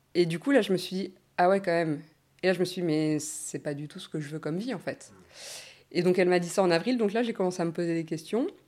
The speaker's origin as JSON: {"language": "French", "region": "Normandy", "country": "France", "tie": "born or raised there", "also_born_or_lived": "Australia", "moved": "as an adult", "said": "je suis née en Normandie, j'ai grandi en Normandie pendant 20 ans"}